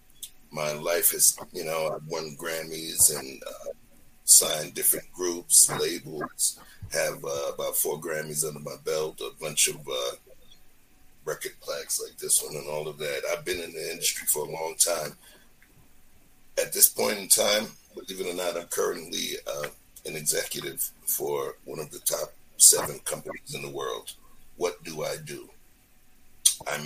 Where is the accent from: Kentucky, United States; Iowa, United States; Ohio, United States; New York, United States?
New York, United States; New York City; English is a second language; I'm a dude that was born and raised in Brooklyn, New York. Flatbush, Brooklyn, New York, to be technical.